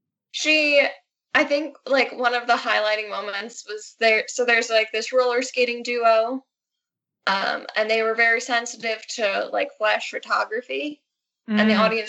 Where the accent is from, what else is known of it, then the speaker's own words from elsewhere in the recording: Long Island, New York, United States; I grew up on Long Island